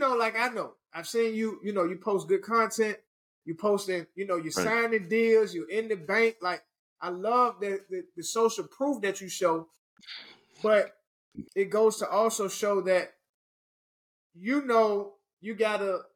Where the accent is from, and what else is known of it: Richmond, Virginia, United States; moved away